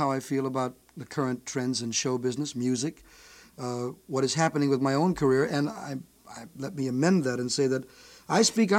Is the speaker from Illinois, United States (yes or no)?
yes; Chicago, Illinois, United States; back in Chicago, my hometown.